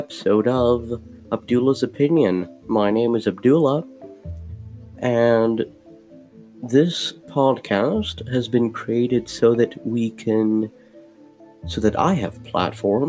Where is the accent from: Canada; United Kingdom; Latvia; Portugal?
Canada; Ottawa, Ontario; also born or lived in Amman, Jordan / Iraq (parents); I moved to Canada when I was 8